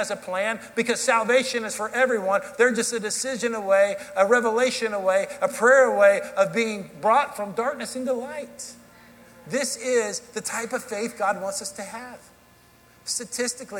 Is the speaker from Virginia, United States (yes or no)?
no; Dallas, Texas, United States; accent: southern drawl; moved away as an adult; also born or lived in Kansas City / Tennessee; now in Hendersonville, Tennessee, United States; I grew up in Dallas, Texas, and then for 18 years I lived there. I moved to Kansas City for college.